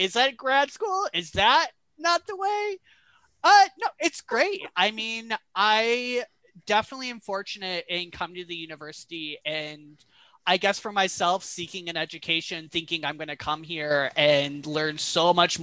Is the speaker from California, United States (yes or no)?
no; Flint, Michigan, United States; moved away as an adult; also born or lived in Massachusetts / New York City / upstate New York; now in Gainesville, United States; I grew up in Michigan, in Flint, Michigan